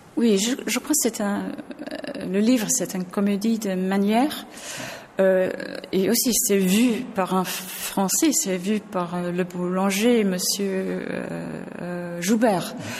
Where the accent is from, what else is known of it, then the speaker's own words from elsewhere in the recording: England, United Kingdom; French is a second language; je suis anglaise